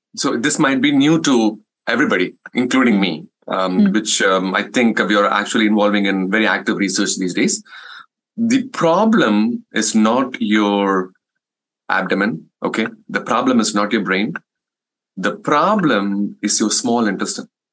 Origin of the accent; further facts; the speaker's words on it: India; English is a second language; moved away as an adult; now in United States; as an Indian community uh, is that uh, um, we don't prioritize our health